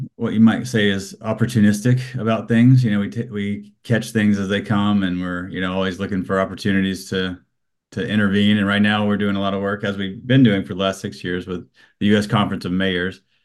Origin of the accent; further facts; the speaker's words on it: Alabama, United States; I grew up in Alabama